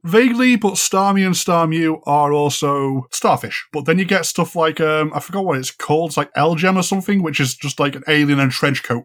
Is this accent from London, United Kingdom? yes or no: no; Ormskirk, North West England, United Kingdom; moved away; where I grew up in Ormskirk in Lancashire